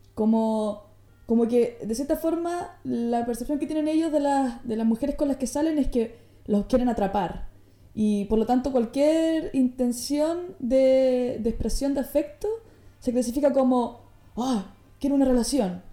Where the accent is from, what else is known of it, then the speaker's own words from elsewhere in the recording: Chile; now in Netherlands; yo vengo de Chile, un país que se caracteriza por ser frío, por ser aislado y por tanto mi, mi latin, latinicidad, no sé cómo se dice, mis raíces latinas son eh, básicamente porque nací ahí